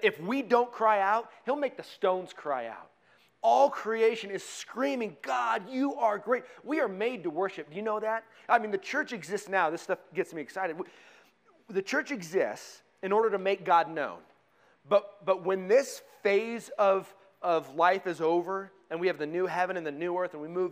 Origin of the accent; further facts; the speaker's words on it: Colorado, United States; I grew up in Colorado